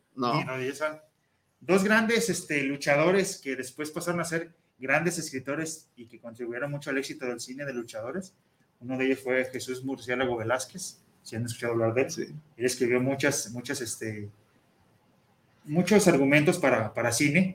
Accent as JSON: {"language": "Spanish", "country": "Mexico", "said": "nuestra identidad como mexicanos"}